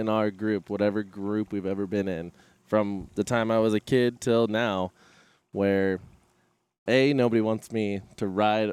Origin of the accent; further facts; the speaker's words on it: Poway, California, United States; moved away as an adult; now in Yuma, United States; From San Diego, Poway